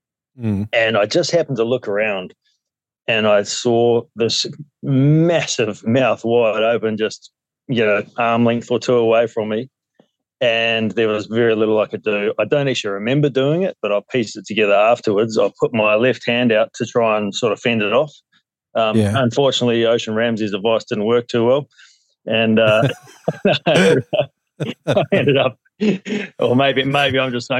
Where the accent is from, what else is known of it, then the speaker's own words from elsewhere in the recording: Gisborne, New Zealand; moved away as an adult; now in Port Hedland, Australia; I grew up in New Zealand, east coast of the North Island, a little town called, or city called Gisborne.